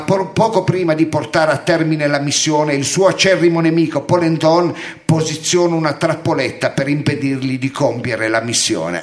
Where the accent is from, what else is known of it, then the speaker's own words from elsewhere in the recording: Milan, Lombardy, Italy; accent: Milanese; sono milanese